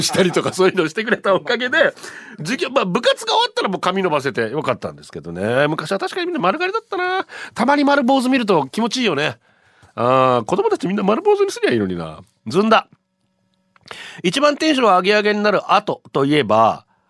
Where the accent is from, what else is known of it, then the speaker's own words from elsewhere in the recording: Ganeko, Okinawa, Japan; ガネコ出身